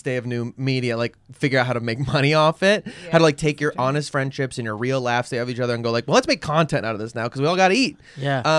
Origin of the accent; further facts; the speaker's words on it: Chicago, Illinois, United States; accent: Chicagoan; I'm just from Chicago